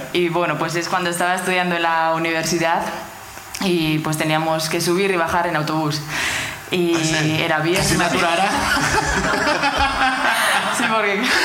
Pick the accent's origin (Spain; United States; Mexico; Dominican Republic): Spain; Oñati, Basque Country; De Oñati, de Guipúzcoa